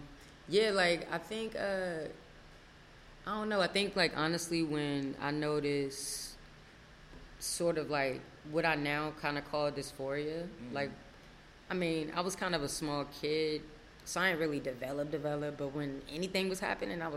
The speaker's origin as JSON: {"language": "English", "town": "Largo", "region": "Maryland", "country": "United States", "tie": "born or raised there", "also_born_or_lived": "Washington, D.C. / Forestville, Maryland", "said": "I grew up in Maryland, like you said. I was born in Washington, D.C. For a really short time, lived in Forestville and grew up in Largo"}